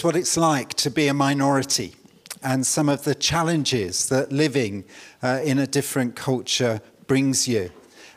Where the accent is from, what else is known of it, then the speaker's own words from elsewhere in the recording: London, United Kingdom; I was brought up in East London.